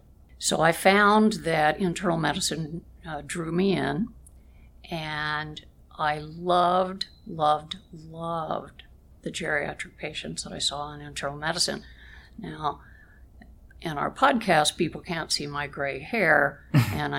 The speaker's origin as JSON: {"language": "English", "region": "small town in Kansas", "country": "United States", "tie": "born or raised there", "moved": "yes", "said": "I was raised in the Midwest. I came from a small town in Kansas, right on the Kansas-Oklahoma border"}